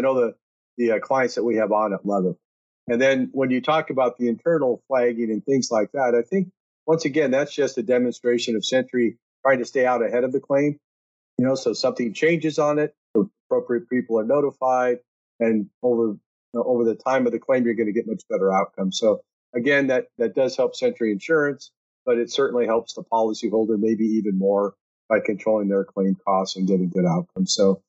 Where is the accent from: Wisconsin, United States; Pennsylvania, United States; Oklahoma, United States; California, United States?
Wisconsin, United States; Oshkosh; born there; You know, I was born in Oshkosh, Wisconsin, so maybe some of that Midwestern family feel rubbed off on me way back